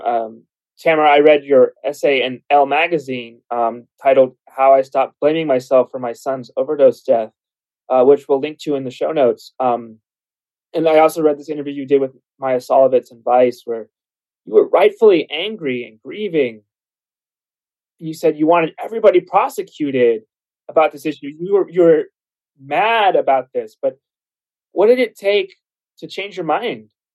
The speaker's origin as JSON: {"language": "English", "region": "Arizona", "country": "United States", "said": "I'm from Arizona"}